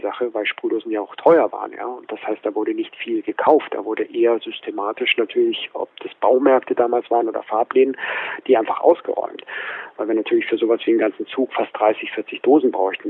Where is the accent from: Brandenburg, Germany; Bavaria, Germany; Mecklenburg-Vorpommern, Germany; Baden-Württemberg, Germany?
Bavaria, Germany; Munich